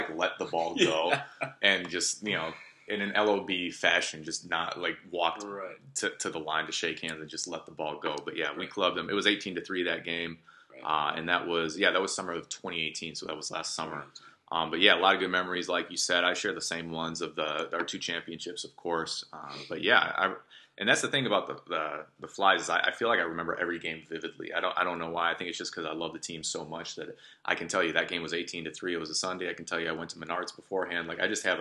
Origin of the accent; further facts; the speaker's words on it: Lincolnwood, Illinois, United States; guys that we grew up with in Lincolnwood